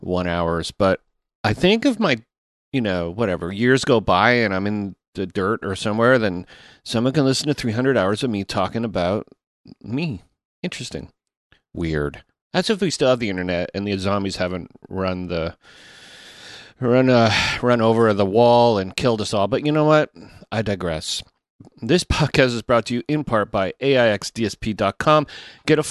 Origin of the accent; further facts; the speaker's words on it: Toronto, Ontario, Canada; I'm from Toronto